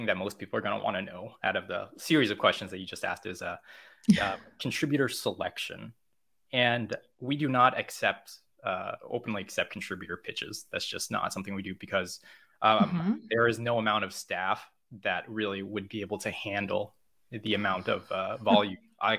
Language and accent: English; California, United States; also born or lived in Korea; I moved to America from Korea. I'm from America, but I'm from California, which is still America. But I grew up there and then I moved to Korea and I was a teacher there for a number of years.